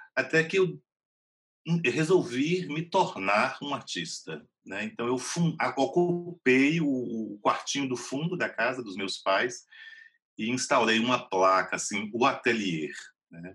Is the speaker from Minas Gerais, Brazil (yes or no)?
no; Vitória da Conquista, Bahia, Brazil; also born or lived in Macaúbas, Bahia / Salvador; eu nasci em Macaúbas, mas na década de 70 minha família se mudou para Vitória da Conquista. Então, a minha formação toda foi em Vitória da Conquista, uma cidade do sudoeste da Bahia